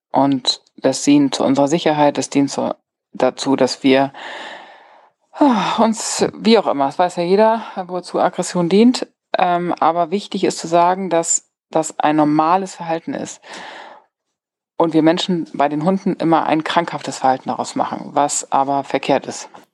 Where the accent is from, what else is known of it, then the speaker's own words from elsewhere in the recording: Germany; bei uns in Deutschland